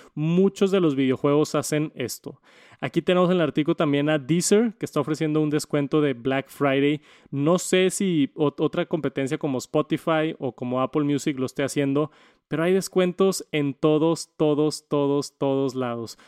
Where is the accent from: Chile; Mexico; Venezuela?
Mexico; como mexicano